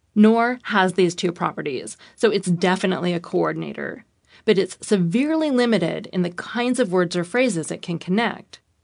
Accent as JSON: {"language": "English", "country": "United States", "said": "Being an American"}